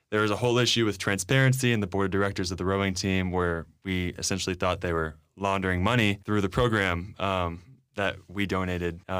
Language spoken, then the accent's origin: English; Dallas, Texas, United States; I'm from Dallas. {S1} That's right. {S2} Okay, Born in Dallas. Have never moved.